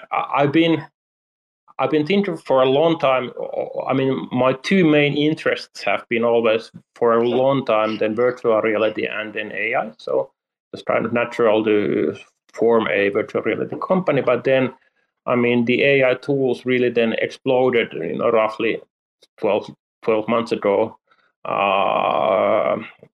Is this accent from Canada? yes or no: no; Helsinki, Uusimaa, Finland; I'm from Helsinki, Finland